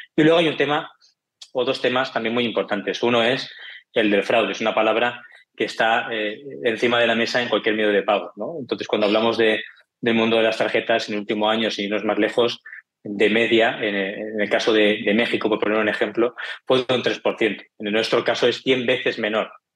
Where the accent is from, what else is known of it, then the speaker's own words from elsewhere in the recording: Barcelona, Catalonia, Spain; yo soy de Barcelona, ya verás por el acento